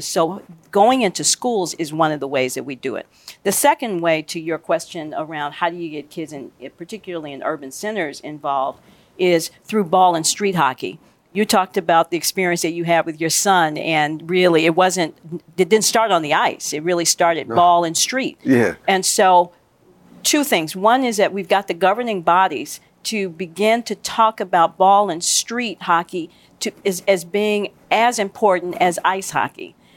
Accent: Chicago, Illinois, United States; I grew up in Chicago.

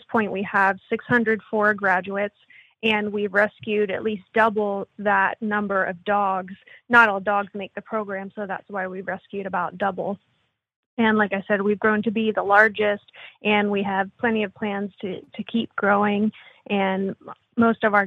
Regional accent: Pennsylvania, United States; moved away as an adult; also born or lived in Florida; I'm from Pennsylvania. I grew up there. And when I was 18, I left for the Navy

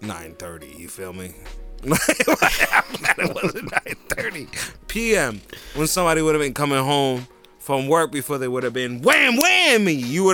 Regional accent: Jersey City, New Jersey, United States; I'm from Jersey City

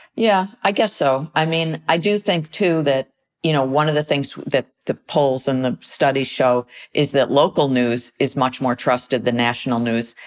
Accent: United States; as American citizens

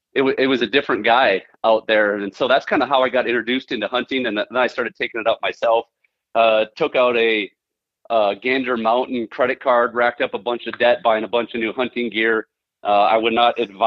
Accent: Central Minnesota, United States; I'm from Central Minnesota, born and raised

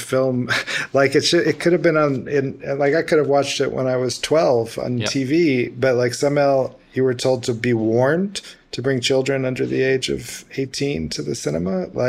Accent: Memphis, Tennessee, United States; I'm American. I'm from Memphis, Tennessee. You know, I'm like born and bred here.

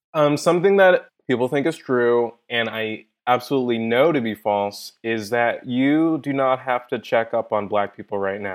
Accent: Inglewood, California, United States; I grew up in Inglewood, uh, I grew up in the hood.

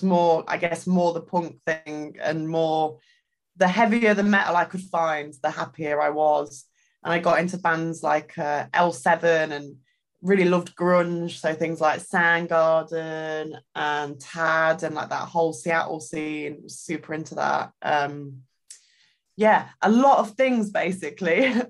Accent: East Midlands, United Kingdom; So I grew up in Derbyshire, which is a county in the UK.

